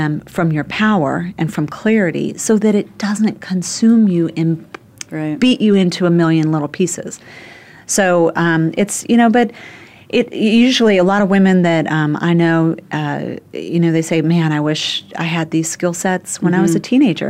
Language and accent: English; Phoenix, Arizona, United States; moved away as an adult; now in New York City, United States; in my 20s when I moved from Phoenix to New York City